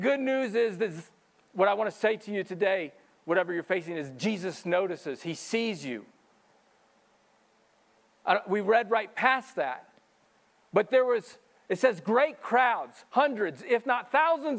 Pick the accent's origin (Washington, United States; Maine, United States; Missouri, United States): Missouri, United States; moved away; I'm a country boy, and even growing up in Missouri, I would go fishing.